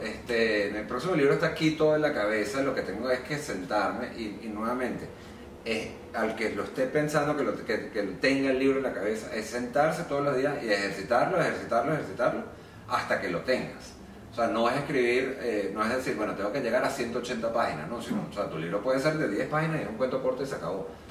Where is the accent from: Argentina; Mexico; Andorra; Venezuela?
Venezuela; nosotros los venezolanos